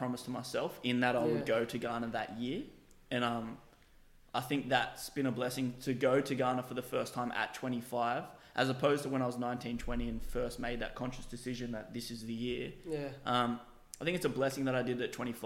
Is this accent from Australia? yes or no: yes; Australia; born and bred in Australia, but quite obviously with something else in me, being African